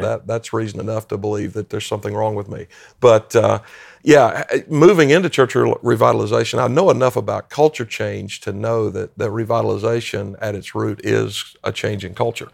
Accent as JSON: {"language": "English", "area": "Greenville-Spartanburg area", "region": "South Carolina", "country": "United States", "tie": "born or raised there", "also_born_or_lived": "Maryland", "moved": "as an adult", "lives_now": "Shepherdstown, United States", "said": "a native South Carolinian, and I grew up in the Greenville-Spartanburg area, up in the northwest end of the state of South Carolina"}